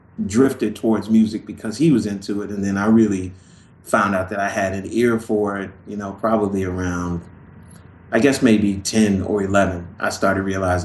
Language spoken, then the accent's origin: English; Los Angeles, California, United States; moved away; also born or lived in Chicago, Illinois, United States; I grew up in Los Angeles and like in the early 70s